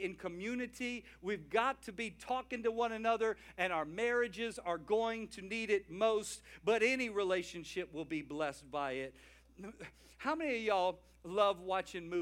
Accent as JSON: {"language": "English", "region": "the South", "country": "United States", "said": "I'm from the South"}